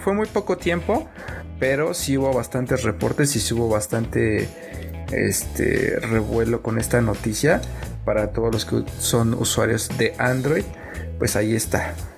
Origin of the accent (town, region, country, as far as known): Mexico